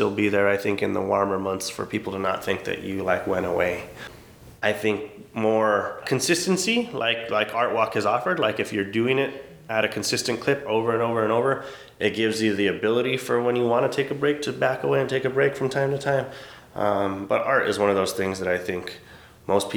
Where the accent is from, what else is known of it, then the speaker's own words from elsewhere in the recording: Albuquerque, New Mexico, United States; as I sit here in my hometown.